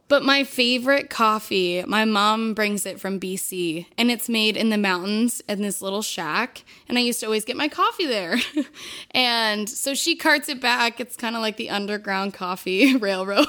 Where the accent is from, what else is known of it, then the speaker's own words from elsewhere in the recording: Southern Ontario, Canada; I'm from Southern Ontario, so we don't have a lot of French Canadians